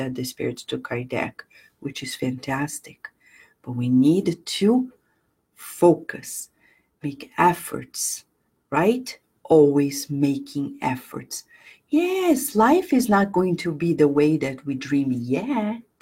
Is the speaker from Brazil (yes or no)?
yes; Brazil; moved away as an adult; now in United States; I was born in Brazil and I've been in the US and I'm American too. It's been 22 years.